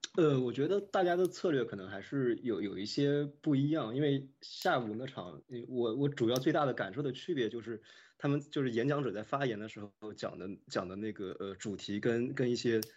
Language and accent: Chinese; Nanjing, Jiangsu, China; moved away as an adult; now in United States; 当时我是在南京念高中